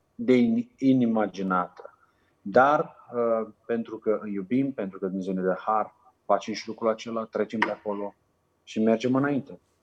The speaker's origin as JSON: {"language": "Romanian", "country": "Romania", "also_born_or_lived": "Macedonia", "moved": "as an adult", "lives_now": "Niger", "said": "Noi ca și români putem să învățăm o limbă foarte ușor"}